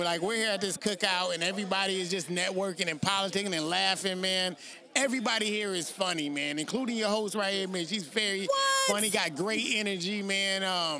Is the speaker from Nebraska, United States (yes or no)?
no; Northampton, Massachusetts, United States; I'm from Northampton, Massachusetts, and they have all the female colleges there